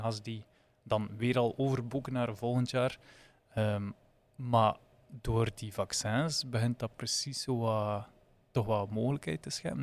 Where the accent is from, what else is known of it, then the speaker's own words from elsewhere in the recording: Flanders, Belgium; je als Vlaming